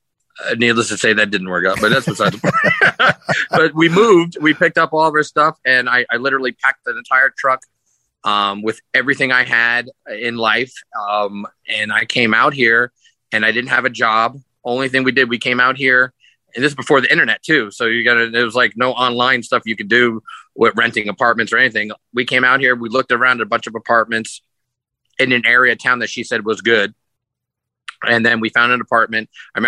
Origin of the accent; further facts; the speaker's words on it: New York, United States; moved away as an adult; now in Las Vegas, United States; I'm originally from New York. I grew up in New York, and I moved to Las Vegas when I was 23 years old. And that would have been back in 1995.